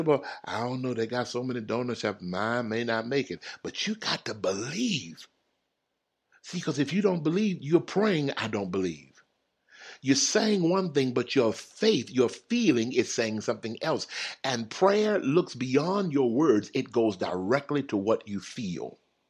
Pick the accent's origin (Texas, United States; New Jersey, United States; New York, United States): Texas, United States; now in California, United States; when I moved to California, I'm from Texas. When I moved to California, y'all, I saw so many donut shops, it's unreal.